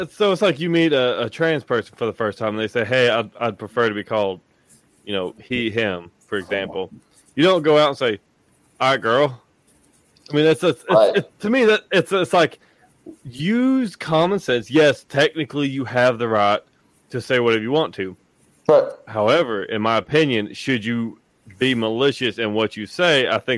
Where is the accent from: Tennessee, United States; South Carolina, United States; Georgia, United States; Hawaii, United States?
Tennessee, United States; East; I'm from East Tennessee